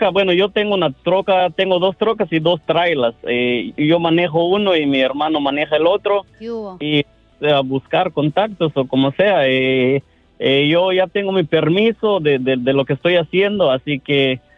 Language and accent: Spanish; Guatemala; now in Los Angeles, United States; Guatemala, yo soy de Guatemala y pues este ya llevo 10 años en este país